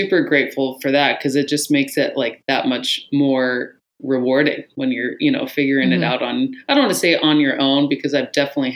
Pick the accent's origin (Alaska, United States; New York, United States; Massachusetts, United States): Alaska, United States; Anchorage; Born and raised in Anchorage.